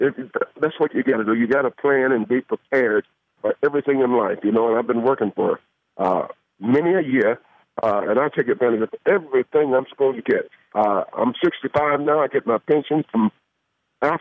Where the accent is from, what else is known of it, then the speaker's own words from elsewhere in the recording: Atlanta, Georgia, United States; Hell, I'm from Atlanta. I know more about Atlanta than he does.